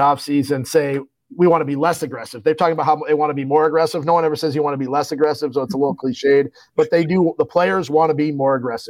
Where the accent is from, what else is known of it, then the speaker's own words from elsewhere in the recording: Chicago, Illinois, United States; moved away as an adult; now in Green Bay, United States; I grew up in the 70s and 80s in Chicago.